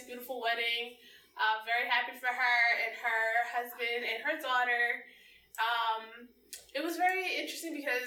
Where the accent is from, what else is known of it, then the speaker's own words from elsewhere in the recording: New Jersey, United States; I'm from Jersey, like South Jersey